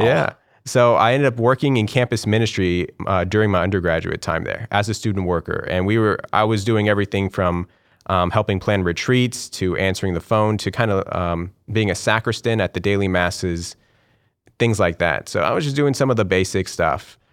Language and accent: English; Corpus Christi, Texas, United States; now in Houston, United States; I left when I was about five years old. and we moved to, um, Corpus Christi